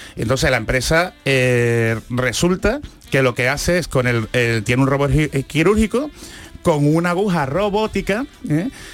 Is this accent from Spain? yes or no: yes; Andalusia, Spain; accent: Andalusian; yo que he sido un, andaluz